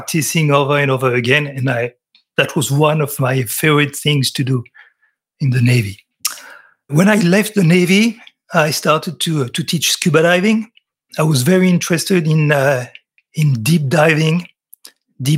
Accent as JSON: {"language": "English", "country": "France", "accent": "French", "second_language": "English", "said": "I'm French. You can tell by my accent."}